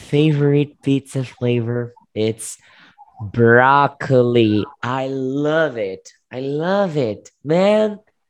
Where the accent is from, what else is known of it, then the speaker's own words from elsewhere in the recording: Southeast Brazil, Brazil; English is a second language; I am from Southeast.